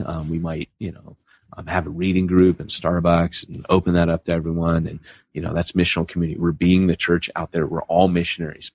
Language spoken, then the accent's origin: English; Huntington Beach, California, United States; My hometown is Huntington Beach, California